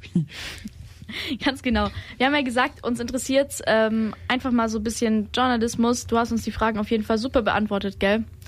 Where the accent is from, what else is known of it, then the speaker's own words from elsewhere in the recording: Germany; ich bin auch aus der Region